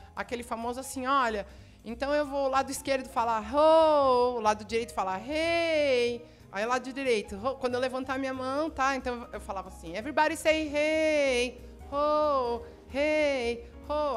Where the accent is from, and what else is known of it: Brazil